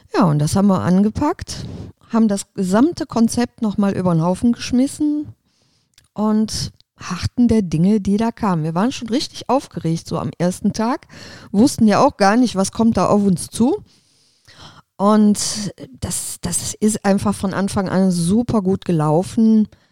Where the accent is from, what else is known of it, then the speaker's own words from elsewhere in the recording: Aachen, North Rhine-Westphalia, Germany; moved away as an adult; Ich bin echtes Öscher Mädchen. Das heißt, ich bin hier verwurzelt, bin hier geboren, aufgewachsen